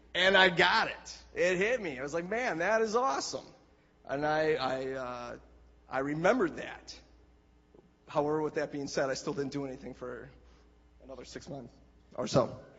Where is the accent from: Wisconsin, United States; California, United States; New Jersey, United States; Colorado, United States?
Wisconsin, United States; Ripon; that is my hometown where I was born and raised